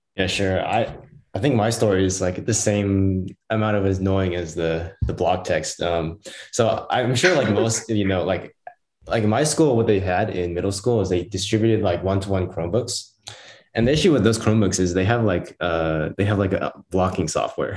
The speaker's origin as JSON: {"language": "English", "region": "Southwest Washington", "country": "United States", "said": "I'm from the Southwest Washington region, so down in Portland"}